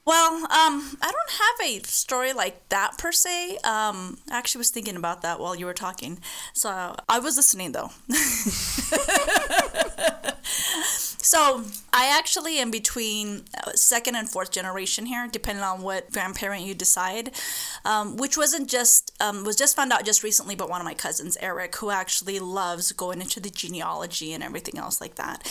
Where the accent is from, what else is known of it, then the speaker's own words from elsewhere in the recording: Phoenix, Arizona, United States; I'm American. I was born here in Phoenix, Arizona